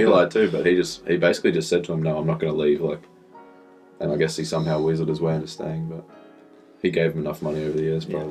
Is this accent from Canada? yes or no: no; Australia; I'm from Australia.